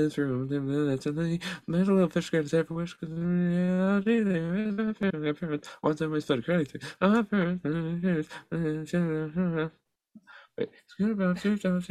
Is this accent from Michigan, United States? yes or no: yes; Michigan, United States; Butch Hartman grew up in the same town that I grew up in Michigan